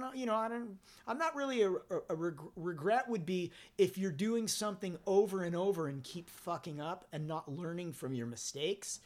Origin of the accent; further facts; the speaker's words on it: Southern California, United States; also born or lived in Forest Hills, Queens, New York; growing up in Southern California and growing up in punk rock in Southern California